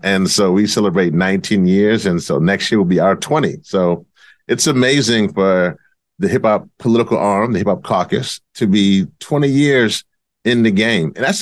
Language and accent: English; Louisiana, United States; my home state of Louisiana